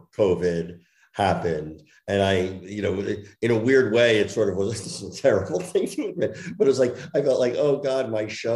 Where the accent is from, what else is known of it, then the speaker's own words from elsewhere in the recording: New Jersey, United States; I grew up in Jersey